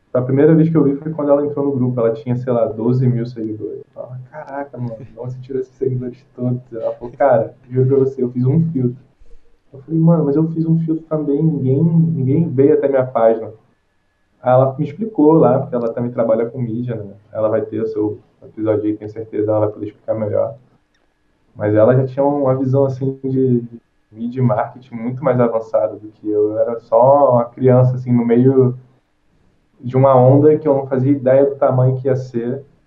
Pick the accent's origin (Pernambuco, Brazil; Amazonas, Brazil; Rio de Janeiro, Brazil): Rio de Janeiro, Brazil; sou do Rio de Janeiro